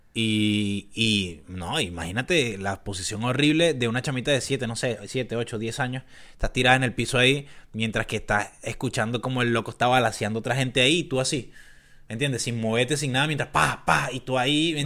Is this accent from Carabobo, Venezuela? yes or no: no; Caracas, Capital District, Venezuela; moved away; yo soy de Caracas